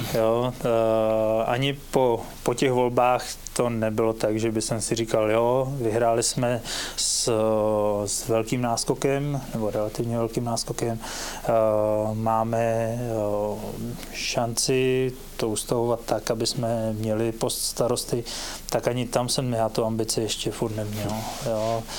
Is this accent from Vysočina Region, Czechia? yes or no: no; Větřní, South Bohemian Region, Czechia; už i můj tatínek je rodilý Krumlovák a, a já teda rodilý Větřiňák